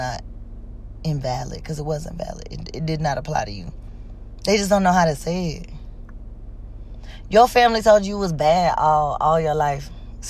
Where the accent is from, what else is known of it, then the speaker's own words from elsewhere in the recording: Georgia, United States; moved away as an adult; also born or lived in Mississippi; I'm from Georgia, and I moved straight to Mississippi on somebody offered me a job, and I went.